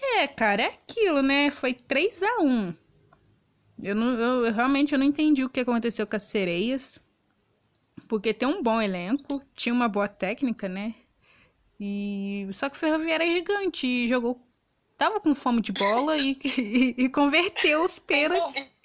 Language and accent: Portuguese; Minas Gerais, Brazil; campeonato mineiro, da minha terrinha aqui